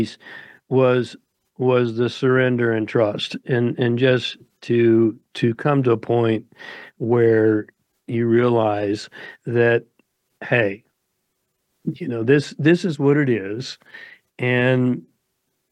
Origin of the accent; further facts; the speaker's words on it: United States; I grew up in America.